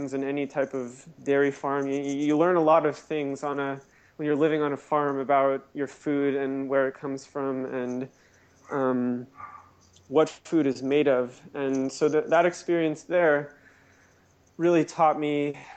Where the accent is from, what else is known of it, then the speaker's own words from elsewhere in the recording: Orange County, California, United States; I grew up in Reform Judaism in Orange County, California